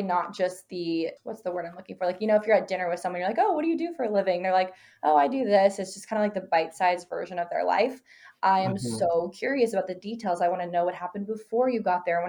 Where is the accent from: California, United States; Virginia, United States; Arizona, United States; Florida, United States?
Arizona, United States; I was born and raised in Arizona. I live here now